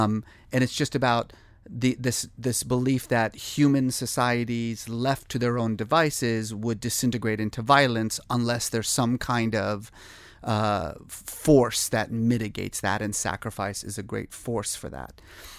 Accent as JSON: {"language": "English", "country": "Iran", "tie": "born there", "moved": "yes", "said": "I was born in Iran. My family left in 1972. When the revolution happened."}